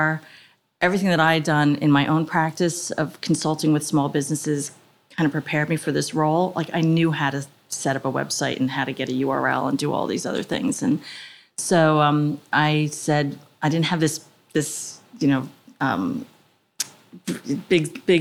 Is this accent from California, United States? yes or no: no; Edison, New Jersey, United States; now in Montgomery Township, United States; I grew up in Edison